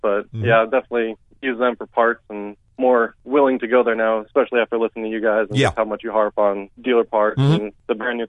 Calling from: Cleburne, Texas, United States; I'm out in Cleburne, Texas, a little south of Fort Worth.

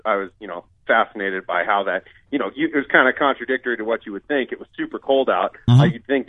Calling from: Scottsdale, Arizona, United States; Scottsdale, Arizona.

